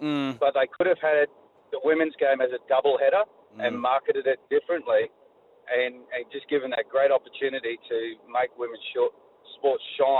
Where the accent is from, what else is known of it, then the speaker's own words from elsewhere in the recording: Queensland, Australia; I'm a Queenslander